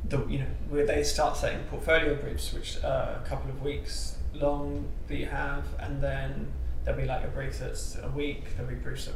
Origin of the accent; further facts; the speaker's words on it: London, United Kingdom; I'm from London, so I was able to be at home